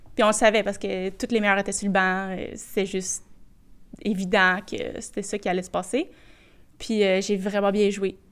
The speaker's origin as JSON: {"language": "French", "town": "Boisbriand", "region": "Quebec", "country": "Canada", "said": "je venais de Bobriand"}